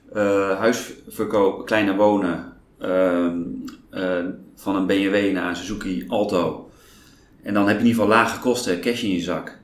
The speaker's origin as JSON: {"language": "Dutch", "town": "Apeldoorn", "region": "Gelderland", "country": "Netherlands", "tie": "born or raised there", "also_born_or_lived": "Groningen", "moved": "yes", "lives_now": "Amsterdam, Netherlands", "said": "Ik ben geboren in Apeldoorn"}